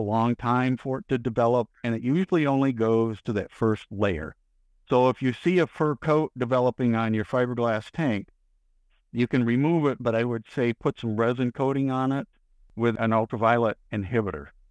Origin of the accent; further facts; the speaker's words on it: Michigan, United States; now in Texas, United States; being born and raised in Michigan versus spending the rest of my life down here in Texas